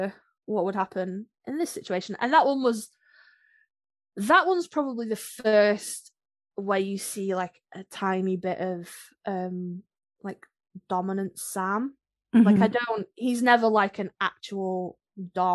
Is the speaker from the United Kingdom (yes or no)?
yes; United Kingdom